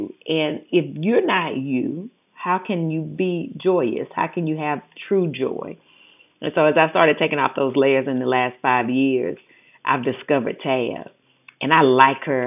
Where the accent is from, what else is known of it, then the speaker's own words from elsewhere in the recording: the South, United States; accent: Southern; moved away; I'm from the South. I had always been told that my accent was ignorant.